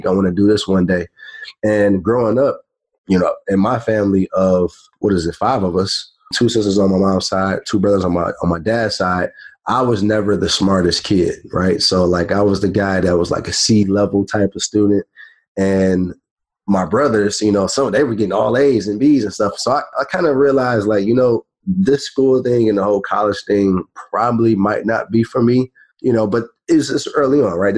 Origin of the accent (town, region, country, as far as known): Detroit, Michigan, United States; born or raised there; moved away as an adult; also born or lived in Florida